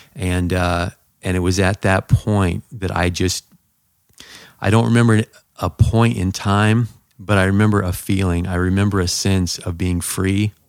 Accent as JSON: {"language": "English", "region": "Southern California", "country": "United States", "tie": "born or raised there", "said": "I grew up in Southern California."}